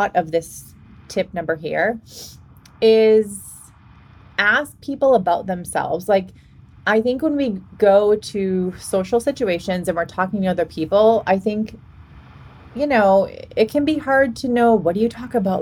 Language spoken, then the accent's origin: English; Boston, Massachusetts, United States; moved away as an adult; now in Washington, United States; I'm from Boston originally